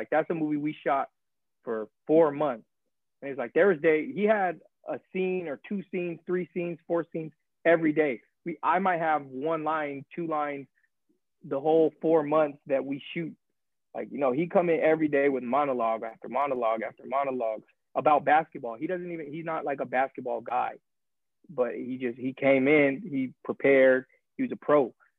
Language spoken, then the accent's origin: English; Arizona, United States; I'm a West Coast boy, so like everybody probably knows, I'm from Arizona. So it's not too far from my hometown.